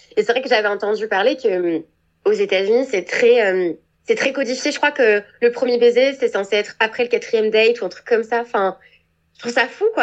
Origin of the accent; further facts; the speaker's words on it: France; moved away; moi en tant que Française